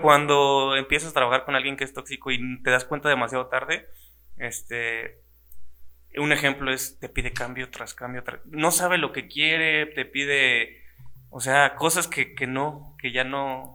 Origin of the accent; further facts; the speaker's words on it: Celaya, Guanajuato, Mexico; Yo soy de Celaya y de todo corazón